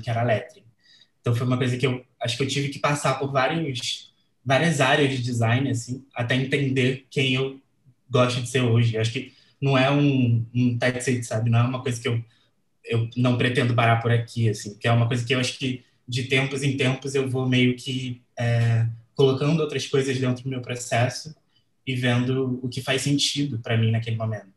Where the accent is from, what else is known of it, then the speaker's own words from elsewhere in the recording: Rio de Janeiro, Brazil; sou aqui do Rio de Janeiro